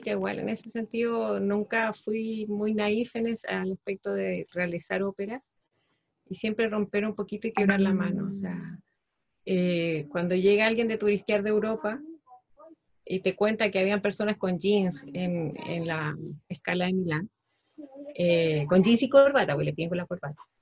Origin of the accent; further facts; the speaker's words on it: Antofagasta, Chile; una parte de mi, de mi vida la, desarrollé en la ciudad donde me crié, en Antofagasta, y ahí armé una agrupación cultural